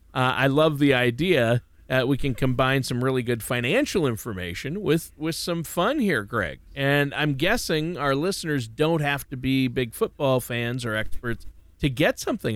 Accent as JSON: {"language": "English", "region": "Minnesota", "country": "United States", "said": "I'm from Minnesota, so the Vikings are my team."}